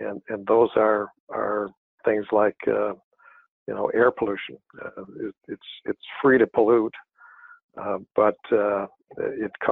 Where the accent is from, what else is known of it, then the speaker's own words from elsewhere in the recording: Grand Rapids, Michigan, United States; also born or lived in Connecticut / New York; I was born and raised in Grand Rapids. Went to high school here